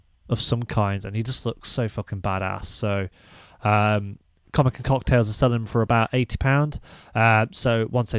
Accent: Leicester, East Midlands, United Kingdom; accent: Leicester; it's my Lester accent

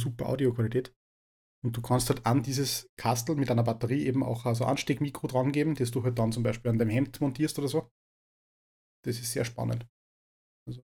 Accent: Upper Austria, Austria; bei uns in Oberösterreich

